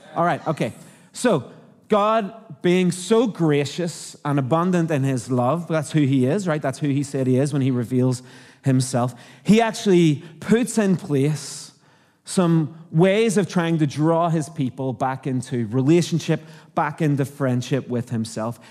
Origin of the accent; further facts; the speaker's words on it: Northern Ireland, United Kingdom; accent: Irish; moved away as an adult; also born or lived in Canada; now in Australia; I'm from Northern Ireland